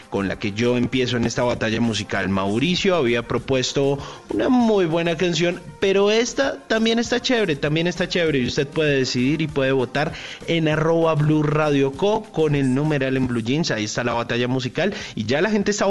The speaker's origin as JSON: {"language": "Spanish", "country": "Colombia", "said": "somos muchos colombianos los que nos queremos sumar a esa iniciativa que se llama Colombia Cuida Colombia"}